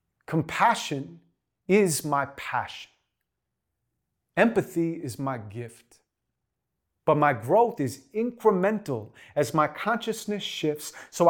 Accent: Santa Monica, California, United States; I grew up in Santa Monica, California. My mom's a school teacher.

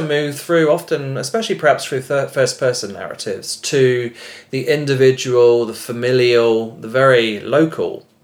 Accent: United Kingdom; moved away as an adult; now in Denmark; growing up in Britain, I was born in 1974

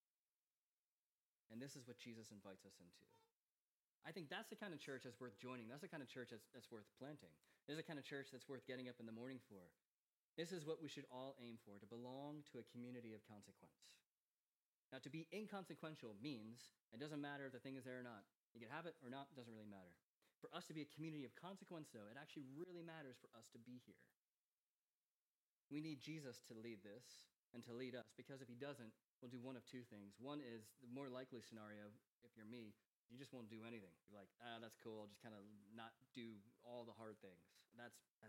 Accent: United States; moved away as an adult; now in Manchester, United Kingdom; Growing up in America

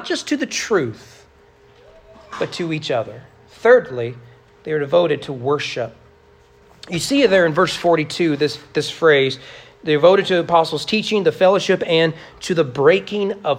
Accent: United States

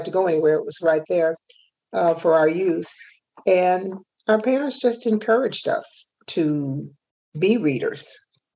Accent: Hopkinsville, Kentucky, United States; moved away as an adult; also born or lived in Flint, Michigan; moved back to Hopkinsville, my hometown, in 2013

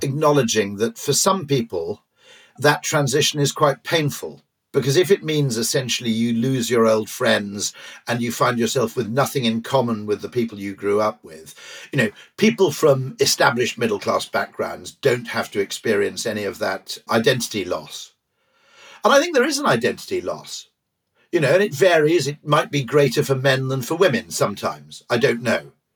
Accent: Wales, United Kingdom; I grew up in Wales where rugby is the mass sport

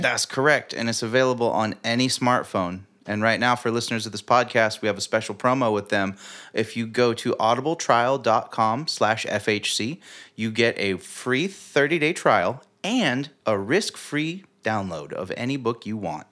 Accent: United States

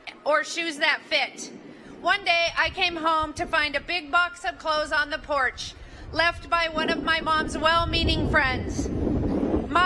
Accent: Butte, Montana, United States; from Butte, Montana, a copper mining town in the Rocky Mountains. I grew up in a very large family of 13 children

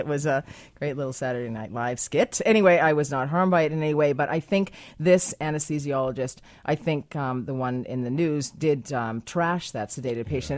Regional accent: United States; now in Canada; I am American as well

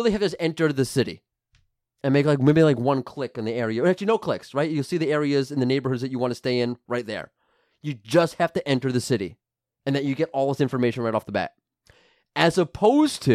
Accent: New York, United States; I'm from New York.

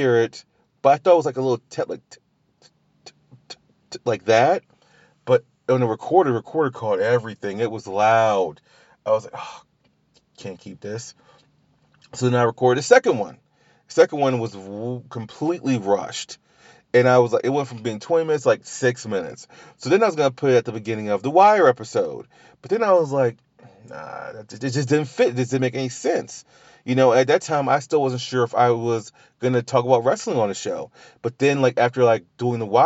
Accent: Louisiana, United States; I'm from Louisiana

